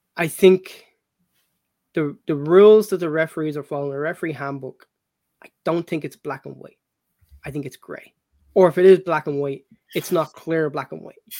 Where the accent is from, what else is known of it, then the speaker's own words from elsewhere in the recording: Ireland; back in my younger days when I was when I was growing up in Ireland